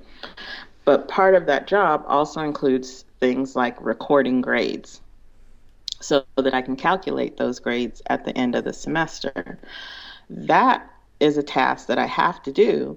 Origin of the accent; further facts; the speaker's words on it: California, United States; also born or lived in Big Island, Hawaii; I was from California